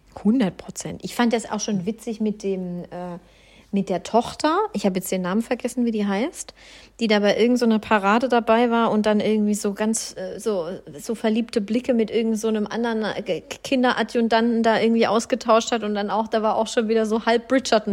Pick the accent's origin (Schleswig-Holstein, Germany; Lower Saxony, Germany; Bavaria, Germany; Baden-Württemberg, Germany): Baden-Württemberg, Germany; Swabia; Ich komme ja aus dem Schwabenland